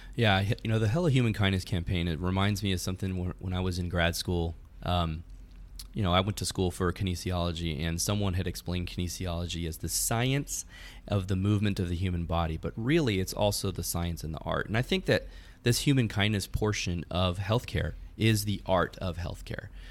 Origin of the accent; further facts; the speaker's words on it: California, United States; moved away as an adult; now in Texas, United States; I'm originally from California, but even though I've lived here in Texas for about five years